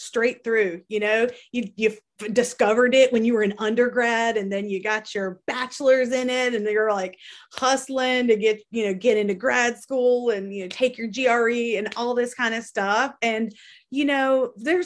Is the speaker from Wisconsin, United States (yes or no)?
no; North Carolina, United States; I'm from North Carolina